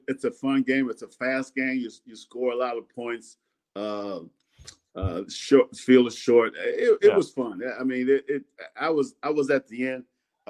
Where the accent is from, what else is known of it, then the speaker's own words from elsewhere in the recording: Sanford, Florida, United States; So I'm from Sanford, Florida. And so my parents had moved down to Sanford